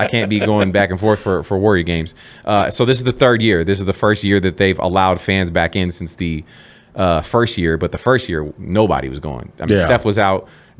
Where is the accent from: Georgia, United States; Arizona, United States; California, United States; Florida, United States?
California, United States; Bay Area; moved away as an adult; now in Las Vegas, United States; Born and raised in the Bay Area. I never went to a Sharks game.